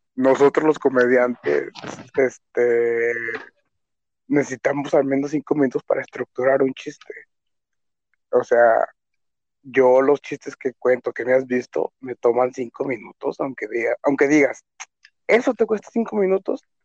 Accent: Mexico; Soy un cocinero mexicano.

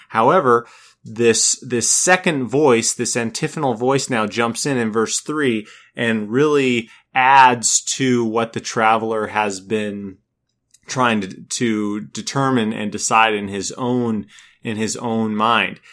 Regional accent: Minnesota, United States; also born or lived in California; now in North Carolina, United States; I come from Minnesota

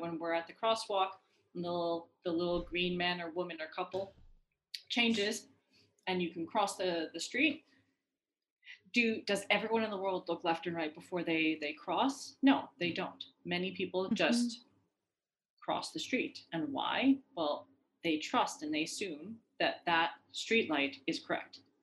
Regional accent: Iran; moved away; I'm from Iran

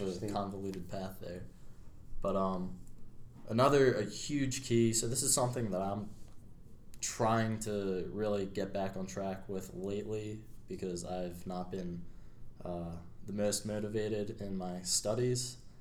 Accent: Media, Pennsylvania, United States; I grew up in Media, Pennsylvania. So I'm uh, still in my, my home state here.

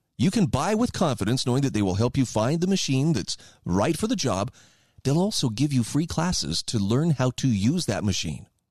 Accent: Idaho, United States; my home state of Idaho

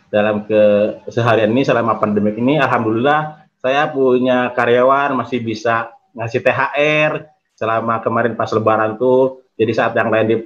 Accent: Purwakarta, West Java, Indonesia; now in Yogyakarta, Indonesia; Saya dari Jogja, A, cuman asli dari Purwakarta.

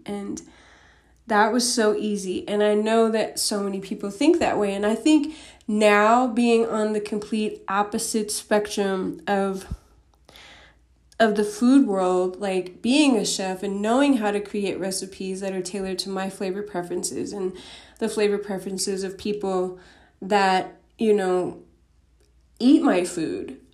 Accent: Denver, Colorado, United States; I grew up in Denver, Colorado

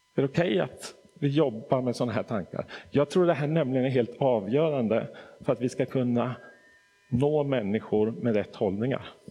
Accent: Stockholm, Stockholm County, Sweden; moved away as an adult; also born or lived in Nacka; now in Hässleholm, Sweden; Jag är född och uppvuxen i Stockholm

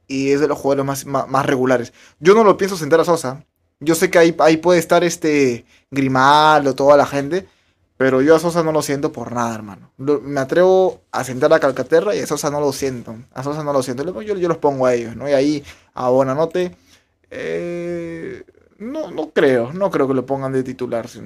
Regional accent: Piura, Peru; …, soy de Piura.

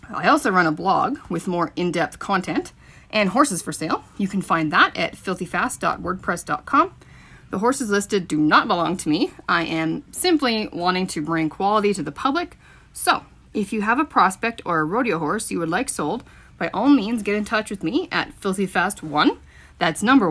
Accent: Milestone, Saskatchewan, Canada; I grew up in Milestone, Saskatchewan on a PFRA ranch

